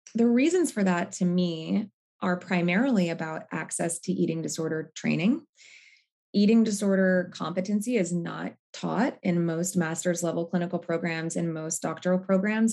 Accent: Seattle, Washington, United States; now in Brooklyn, United States; I live in Brooklyn, New York. I'm originally from Seattle.

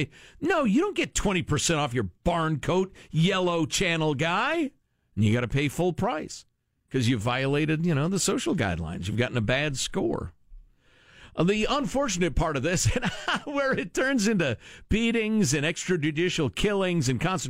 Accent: United States; I'm American

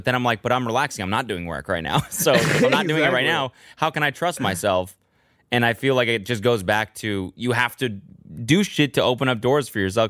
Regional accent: Canada; moved away as an adult; growing up in Canada

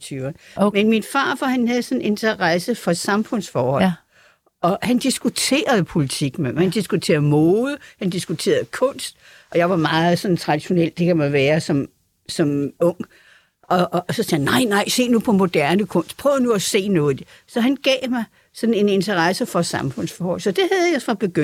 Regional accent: Frederiksberg, Capital Region of Denmark, Denmark; jeg havde jo det der konservativ udgangspunkt i mit barndomshjem på Frederiksberg

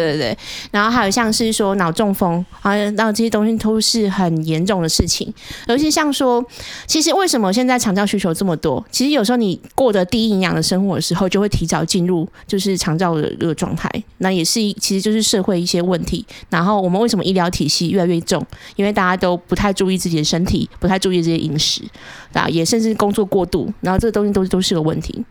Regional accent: Taichung, Taiwan; accent: Taichung accent; 你们会真的觉得我有台中腔吗

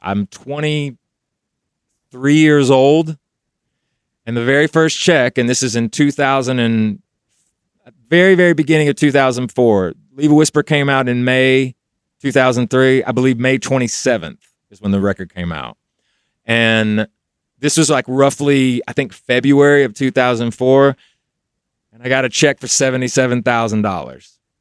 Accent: Knoxville, Tennessee, United States; moved away as an adult; I was in Knoxville when I got signed, so we did all the work in Kno, so I was still home

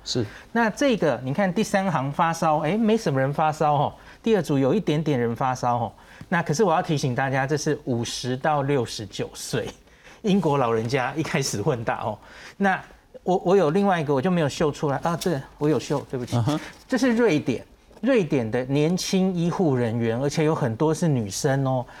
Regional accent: Taiwan; 我们台湾人

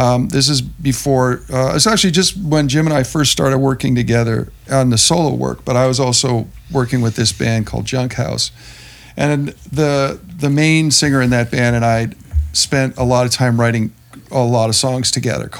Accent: Hamilton, Ontario, Canada; we all grew up in Hamilton

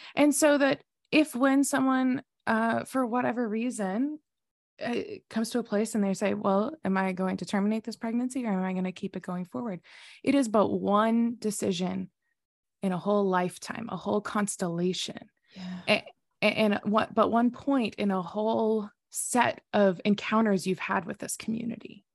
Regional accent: the South, United States; I grew up in the South

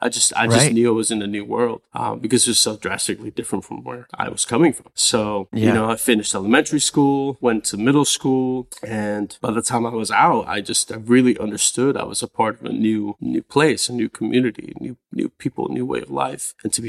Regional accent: California, United States; now in Los Angeles, United States; No, up in the Bay, North NorCal. Yeah, okay. Still don't really claim LA like that, you know? Like, I'm still from the Bay.

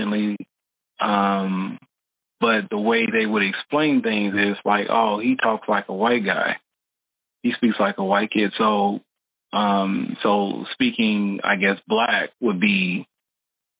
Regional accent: United States; born or raised there

